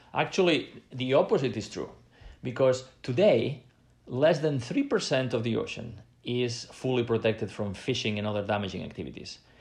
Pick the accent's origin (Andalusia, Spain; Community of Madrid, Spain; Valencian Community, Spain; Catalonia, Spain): Catalonia, Spain; I come from Catalonia in Spain